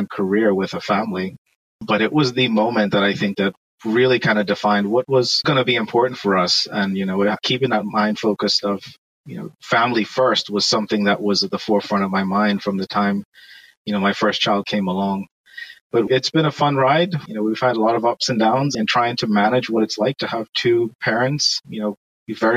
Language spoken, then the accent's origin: English; Bahamas; moved away as an adult; now in United States; I'm from the Bahamas